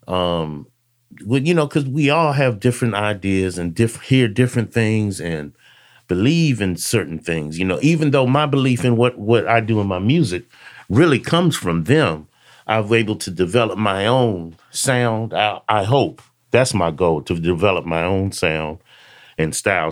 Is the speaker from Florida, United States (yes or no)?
no; Alexandria, Virginia, United States; grew up in Alexandria, uh, Virginia, a suburb of D C